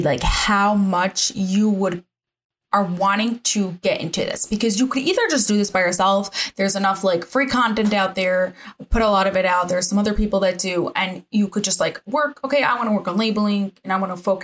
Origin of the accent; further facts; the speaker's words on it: New Jersey, United States; accent: Jersey; moved away; also born or lived in England; I am from New Jersey originally